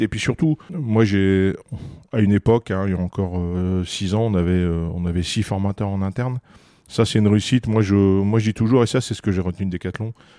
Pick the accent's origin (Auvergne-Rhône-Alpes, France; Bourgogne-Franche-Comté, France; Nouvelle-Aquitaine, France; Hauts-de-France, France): Hauts-de-France, France; Cambrai; accent: ch'ti; je suis je suis ch'ti comme on dit chez nous, donc je suis natif de Combray